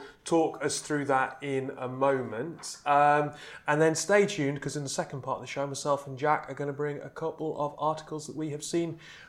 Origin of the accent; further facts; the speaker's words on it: Canada; And I'm Canadian, surely that's...